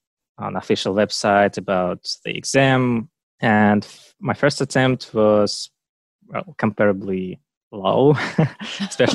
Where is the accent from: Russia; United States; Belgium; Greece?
Russia; English is a second language; I'm from Russia and I live in Moscow now